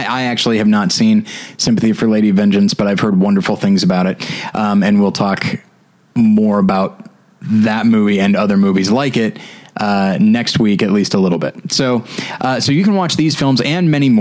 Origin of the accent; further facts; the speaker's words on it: St. Louis, Missouri, United States; moved away; I'm from St. Louis